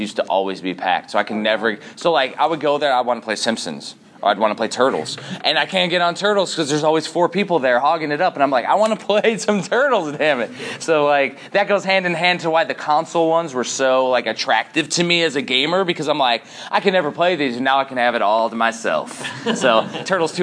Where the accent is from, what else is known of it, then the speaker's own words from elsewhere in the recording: Chicagoland, Northwest Indiana, United States; moved away; also born or lived in Germany; I'm originally from Chicagoland, Northwest Indiana